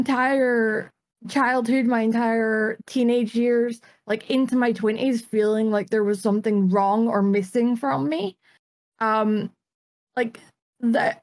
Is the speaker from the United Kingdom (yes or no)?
yes; Dundee, Scotland, United Kingdom; I'm from Scotland. I'm from a town in Scotland, or a city in Scotland called Dundee